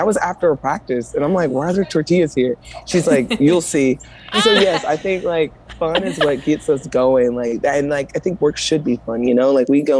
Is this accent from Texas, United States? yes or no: no; Columbia, South Carolina, United States; I am here in my hometown, Columbia, South Carolina.